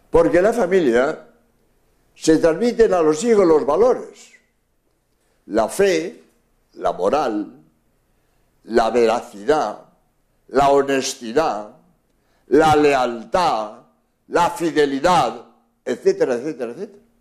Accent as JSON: {"language": "Spanish", "country": "Spain", "said": "soy jesuita español"}